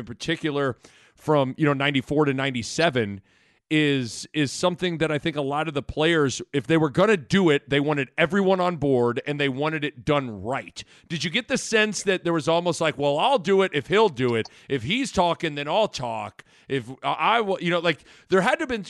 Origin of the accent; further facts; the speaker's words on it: Lincoln, Nebraska, United States; I'm born and raised in Nebraska, grew up in Lincoln in the 90s